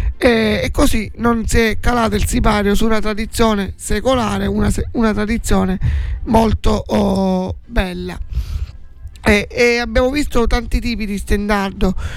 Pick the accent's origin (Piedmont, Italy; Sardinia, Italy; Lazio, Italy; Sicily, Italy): Sicily, Italy; Forza d'Agrò; nel mio paesino